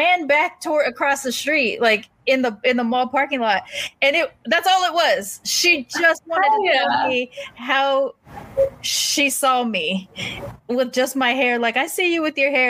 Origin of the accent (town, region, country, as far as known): United States; accent: AAVE; first language African American Vernacular English